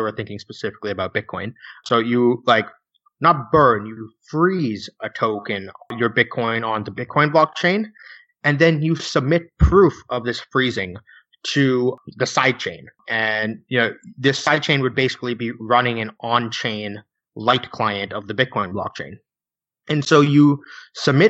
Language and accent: English; United States; I'm an American.